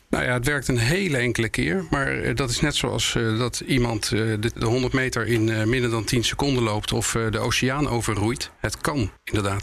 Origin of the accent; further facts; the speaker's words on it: Netherlands; wij als Nederlander